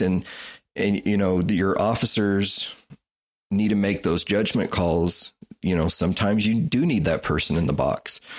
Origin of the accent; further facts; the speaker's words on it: Wichita, Kansas, United States; I grew up in Wichita, Kansas